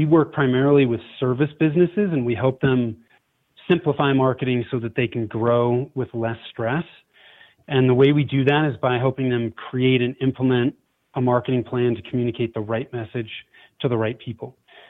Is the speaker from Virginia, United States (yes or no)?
no; Bay Area, Northern California, United States; moved away as an adult; now in Denver, United States; I was born and raised in Northern California, grew up in the Bay Area